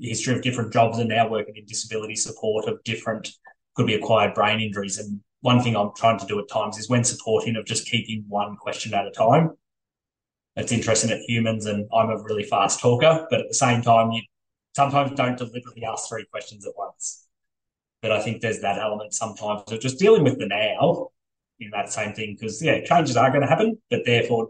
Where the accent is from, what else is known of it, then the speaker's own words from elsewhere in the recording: Ballarat, Victoria, Australia; I grew up in Ballarat